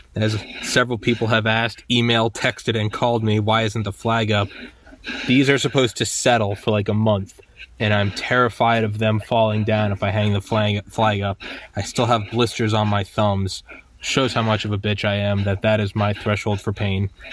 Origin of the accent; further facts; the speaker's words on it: United States; as an American.